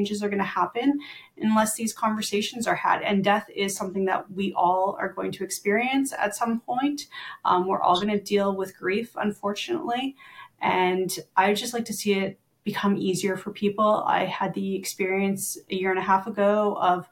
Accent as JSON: {"language": "English", "country": "Canada", "said": "I'm from Canada and, you know, I'm very proud to be Canadian."}